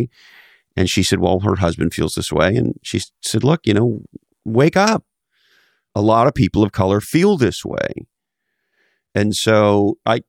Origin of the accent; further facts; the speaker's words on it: Montreal, Quebec, Canada; I grew up in Montreal, Canada, and growing up in the 70s in Quebec, Canada